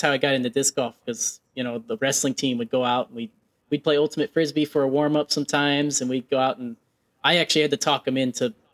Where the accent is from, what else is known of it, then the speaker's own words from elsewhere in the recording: Nebraska, United States; Oh man, I love seafood, and I'm from Nebraska, so it's it's a struggle.